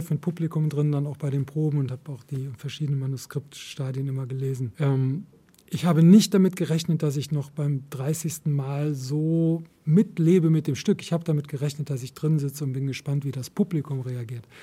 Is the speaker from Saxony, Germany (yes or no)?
no; Cologne, North Rhine-Westphalia, Germany; In Köln will ich leben und ich weiß auch warum. Es ist meine Heimat und gleichzeitig hadere ich mit ihr